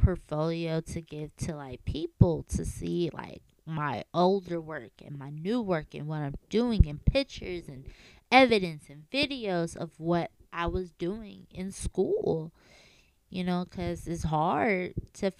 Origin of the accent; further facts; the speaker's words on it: Chicago, Illinois, United States; I'm from Chicago, Illinois. I was born and raised on the south side of Chicago